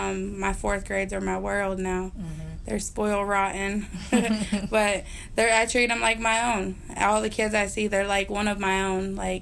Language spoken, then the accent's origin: English; North Carolina, United States; now in Youngstown, United States; I was born here, but I was raised in North Carolina